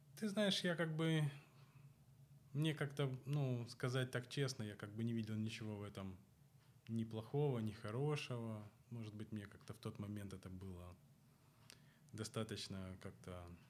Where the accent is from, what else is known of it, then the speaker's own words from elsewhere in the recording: Odesa, Odesa Oblast, Ukraine; Я вырос на Молдаванке, а оставшуюся свою жизнь уже проживаю на Таирова